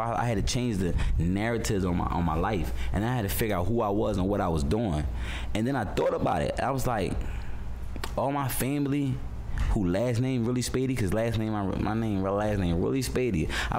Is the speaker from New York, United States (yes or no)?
no; Philadelphia, Pennsylvania, United States; moved away; Because like I told you, I'm from Philly. I'm about some real shit right here.